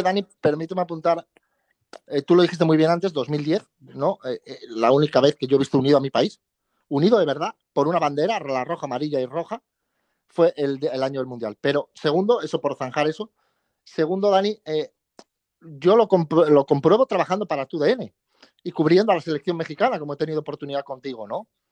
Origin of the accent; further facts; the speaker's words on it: Asturias, Spain; te digo asturiano y español